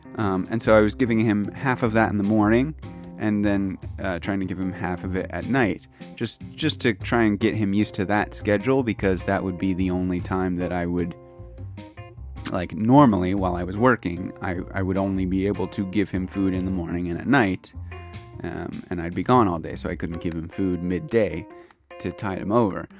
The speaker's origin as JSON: {"language": "English", "country": "United States", "moved": "as an adult", "lives_now": "Kyoto, Japan", "said": "I am American"}